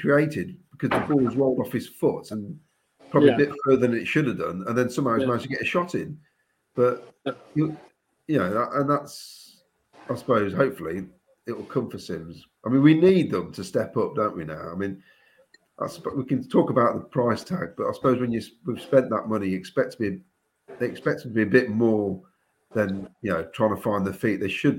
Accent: United Kingdom; okay, he's American. We're British. He should be able to settle in.

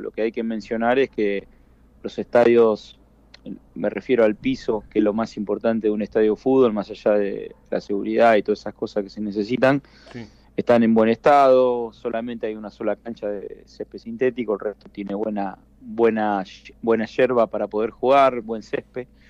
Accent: Rosario, Santa Fe, Argentina; moved away as an adult; nos criamos eh, en el club desde temprana edad

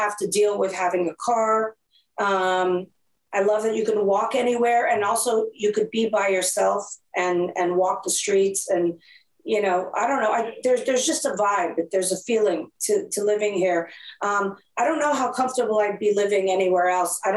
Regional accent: Montreal, Quebec, Canada; now in New York, United States; I'm from Montreal, Quebec.

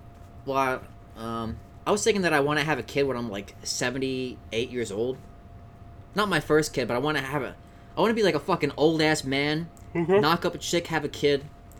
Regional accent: Pennsylvania, United States; born or raised there

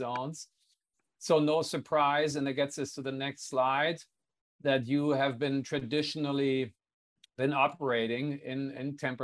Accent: Hanover, Lower Saxony, Germany; my hometown of Hanover

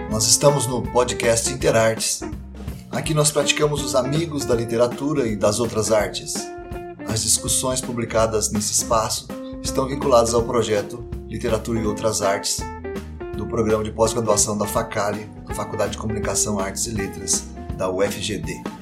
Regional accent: United States; porque eu sou americano, eu acho que é a gente que está certo

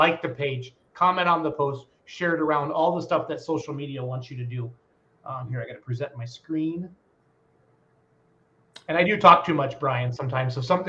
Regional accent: Wisconsin, United States; I'm from Wisconsin, guys.

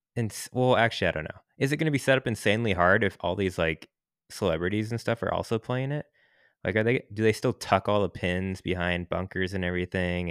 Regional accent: Seattle, Washington, United States; now in San Francisco, United States; I'm from Seattle

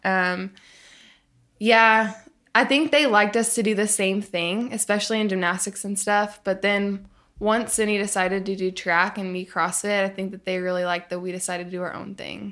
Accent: Tulsa, Oklahoma, United States; also born or lived in Arkansas; so I grew up in Arkansas, and then I lived in Tulsa, Oklahoma for a lot of growing up

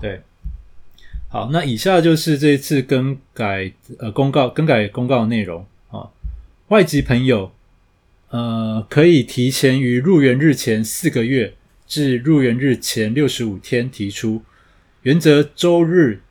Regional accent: Taiwan; 我们台湾人都没得爬

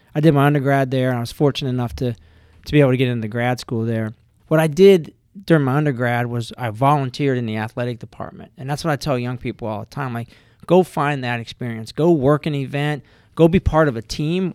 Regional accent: Ohio, United States; now in Richmond, United States; I had two older brothers that went to, uh, vocational school where we grew up in Ohio

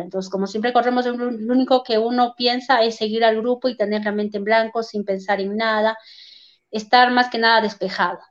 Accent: Huancayo, Junín, Peru; un baile tradicional de aquí de Huancayo que siempre festejamos en el mes de julio

